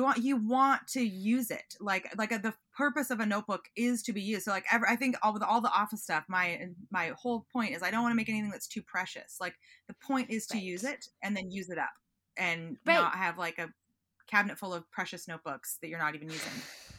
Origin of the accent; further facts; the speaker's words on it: Pacific Northwest, United States; I'm from the Northwest and you don't always get to sit at a table on a busy commuter ferry.